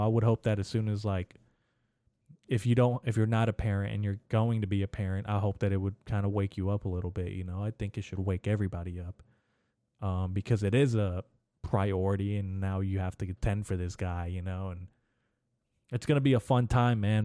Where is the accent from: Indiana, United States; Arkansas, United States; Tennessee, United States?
Arkansas, United States; in Little Rock in Arkansas, my home state